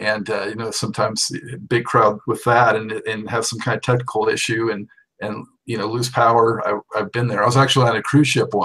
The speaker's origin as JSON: {"language": "English", "town": "Los Angeles", "region": "California", "country": "United States", "tie": "born or raised there", "said": "I grew up in Los Angeles"}